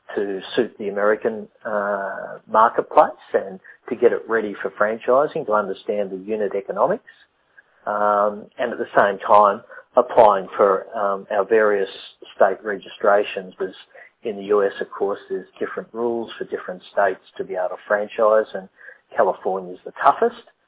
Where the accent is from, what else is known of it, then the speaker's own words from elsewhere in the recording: Australia; I'm Australian